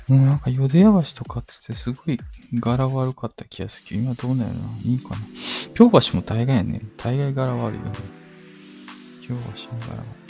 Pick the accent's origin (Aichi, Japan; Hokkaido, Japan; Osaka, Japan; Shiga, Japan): Osaka, Japan; 大阪で生まれた。大阪です大阪人。